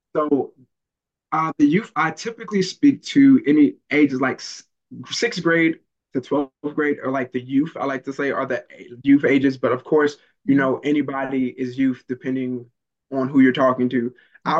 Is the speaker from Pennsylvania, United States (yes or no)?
no; Maryland, United States; moved away; also born or lived in the South; growing up in Maryland and missing meals and not living in the best neighborhood